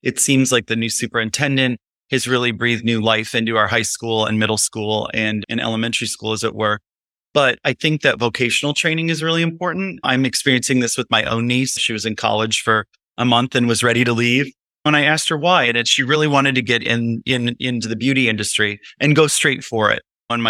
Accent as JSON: {"language": "English", "region": "Illinois", "country": "United States", "also_born_or_lived": "New York City", "lives_now": "Highland, United States", "said": "I came from Illinois and from via New York City and have lived up here for 18 years."}